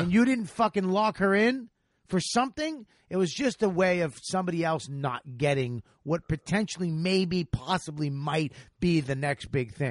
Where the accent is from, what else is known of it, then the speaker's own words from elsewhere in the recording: Boston, Massachusetts, United States; the Wilbur Theater in my hometown